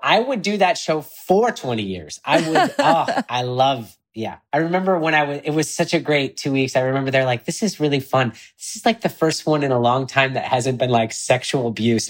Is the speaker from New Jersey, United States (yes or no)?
no; Illinois, United States; if only the boy from Illinois could see, because I'm from Illinois, could see me now.